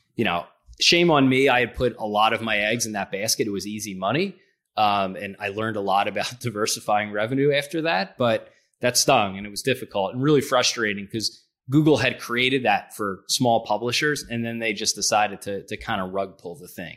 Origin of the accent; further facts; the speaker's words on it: Philadelphia, Pennsylvania, United States; I'm from Philadelphia